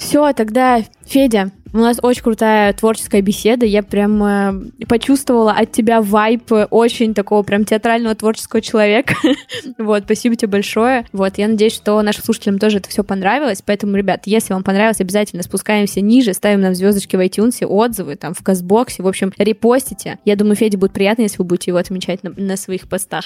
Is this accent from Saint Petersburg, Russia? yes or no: yes; Saint Petersburg, Russia; я вот сама из Питера